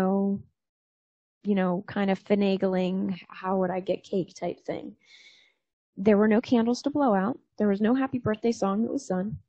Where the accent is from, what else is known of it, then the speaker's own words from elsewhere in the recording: New Jersey, United States; moved away; also born or lived in Annapolis, Maryland; that's the town I was born